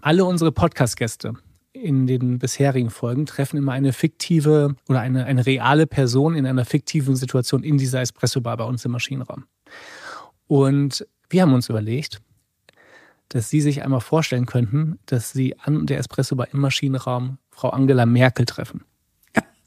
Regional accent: near Rheinberg, North Rhine-Westphalia, Germany; ganz in der Nähe von meinem Geburtsort

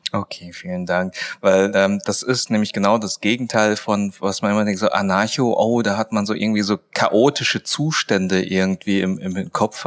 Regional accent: Swabia, Germany; ich bin ja ein Schwabe.

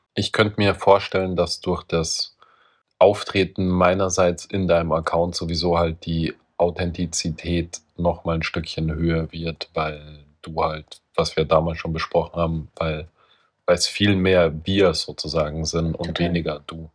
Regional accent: Austria; Ich war halt als Österreicher auf einer deutschen Schule.

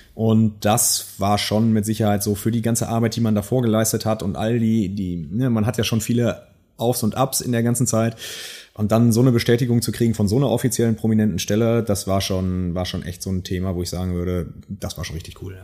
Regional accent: Münsterland, North Rhine-Westphalia, Germany; moved away as an adult; also born or lived in Silicon Valley; ich bin ja selber Münsterländer, äh, ja. Urmünsterländer

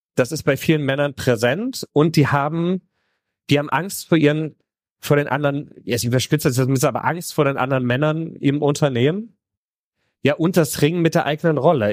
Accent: Heroldsberg, Bavaria, Germany; ich bin in Mittelfranken auf dem Land aufgewachsen.

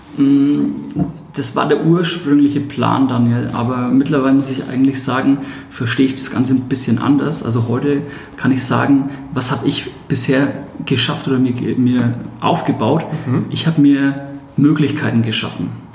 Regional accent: Hersbruck, Bavaria, Germany; accent: Franconian; entschuldigt meinen fränkischen Dialekt den kann ich nur teilweise ausstellen. Ich selbst bin 31 Jahre und komme aus Hersbruck, das ist im Nordosten von Nürnberg. Bin da groß geworden

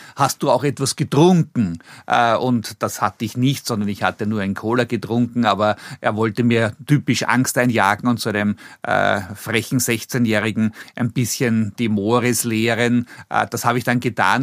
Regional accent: Vienna, Austria; accent: Meidlinger L; Ich bin vor 58 Jahren in Wien geboren worden äh, im Gemeindebau groß geworden

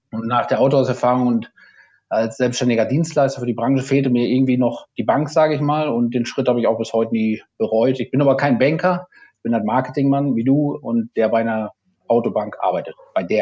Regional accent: Aalen, Baden-Württemberg, Germany; Mercedes-Händler aus meiner Heimatstadt Aalen

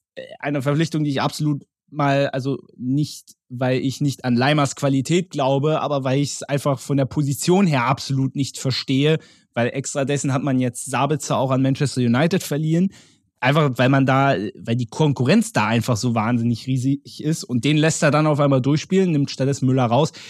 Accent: Berlin, Germany; als Urberliner

